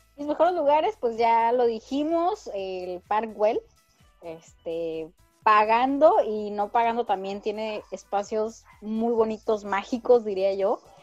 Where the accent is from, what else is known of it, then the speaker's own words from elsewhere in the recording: Ensenada, Baja California, Mexico; yo soy de Ensenada